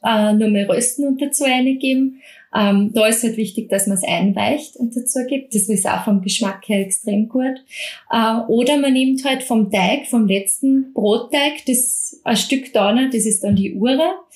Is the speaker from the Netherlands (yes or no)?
no; Mostviertel, Lower Austria, Austria; Ich komme aus dem Mostviertel